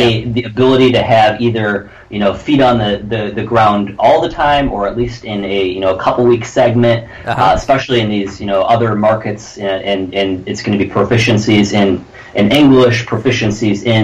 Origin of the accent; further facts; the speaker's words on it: Detroit, Michigan, United States; moved away; I'm originally from Detroit, Michigan